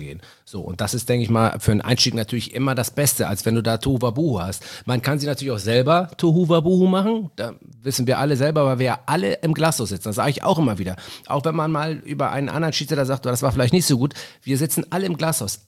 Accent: Hamburg, Germany; Ich bin Hamburger, ich bin Stadtpatriot

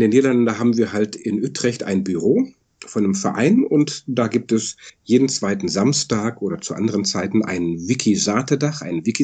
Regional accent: Germany; now in Netherlands; ich bin halt Deutsche, der im Ausland wohnt.

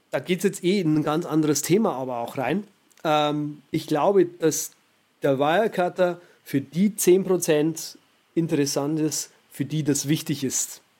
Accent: Germany

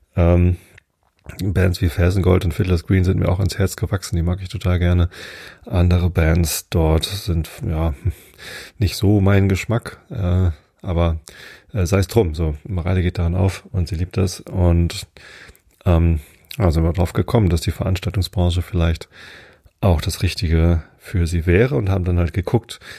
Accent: Wistedt, Lower Saxony, Germany; also born or lived in Hamburg; ich bin ja in Wistedt aufgewachsen, das ist ja nur zwei Dörfer weiter von hier, also südlich von Hamburg

